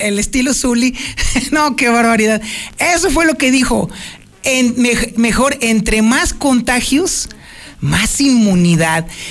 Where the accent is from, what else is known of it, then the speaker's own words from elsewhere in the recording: Aguascalientes, Mexico; los aguascalentenses somos los gallegos de México